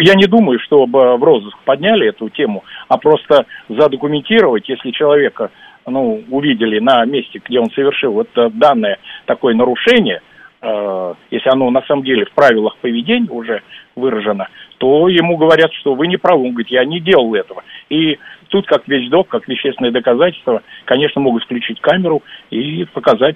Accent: Moscow, Russia; мы любим москвичи свой город

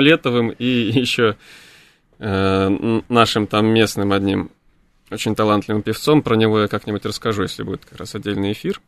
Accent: Almaty, Kazakhstan; moved away; Я родом из Алматы

